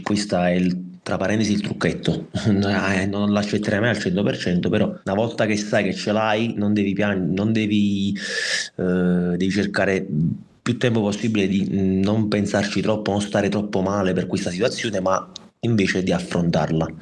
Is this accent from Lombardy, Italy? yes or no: no; Naples, Campania, Italy; vengo da Napoli